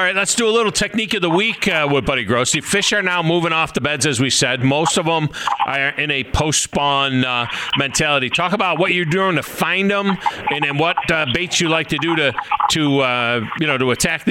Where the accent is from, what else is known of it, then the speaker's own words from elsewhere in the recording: Finger Lakes area, New York, United States; I'm from the Finger Lakes area.